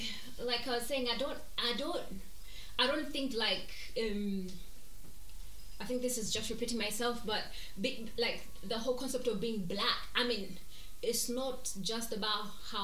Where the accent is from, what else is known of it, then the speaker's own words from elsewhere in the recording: Scotland, United Kingdom; I'm Scottish. I am highly melanated.